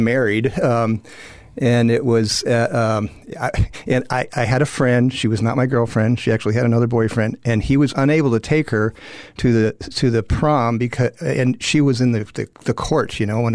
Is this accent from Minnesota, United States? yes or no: no; Chicago, Illinois, United States; I grew up in the Chicago, outside of Chicago